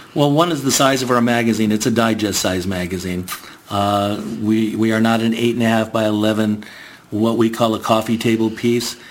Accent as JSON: {"language": "English", "town": "Garden Grove", "region": "California", "country": "United States", "tie": "born or raised there", "also_born_or_lived": "Bridgeport, Connecticut", "said": "moved out here in 1960 to Garden Grove. Uh, did my school, my elementary school, and my high school in Garden Grove."}